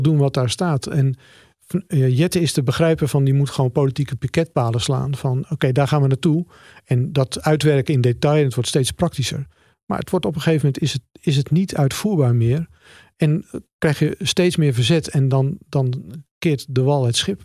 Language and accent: Dutch; Netherlands; als Nederlanders